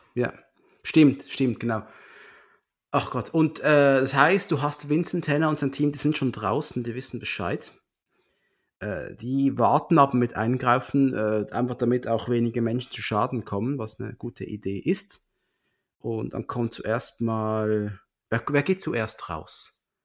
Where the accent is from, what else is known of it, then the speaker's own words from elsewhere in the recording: Switzerland; bin ja Schweizer